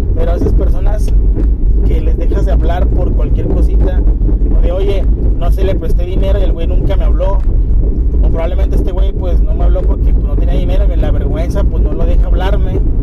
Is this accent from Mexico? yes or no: yes; Mexico; somos los mexicanos